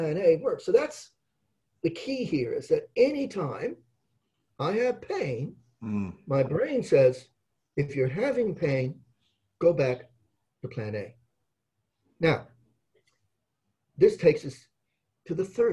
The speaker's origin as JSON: {"language": "English", "town": "Adelaide", "region": "South Australia", "country": "Australia", "tie": "born or raised there", "said": "I was born in Adelaide"}